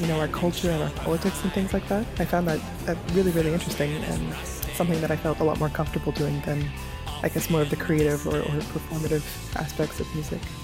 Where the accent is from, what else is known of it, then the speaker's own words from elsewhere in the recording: Nova Scotia, Canada; moved away as an adult; now in Ottawa, Canada; I'm originally from Nova Scotia, so I only moved to Ottawa 2016 when I started my master's.